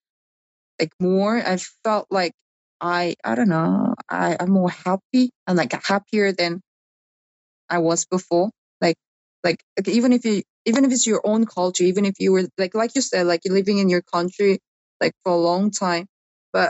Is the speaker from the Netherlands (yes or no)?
no; South Korea; moved away; also born or lived in Australia / Dubai; I'm from this country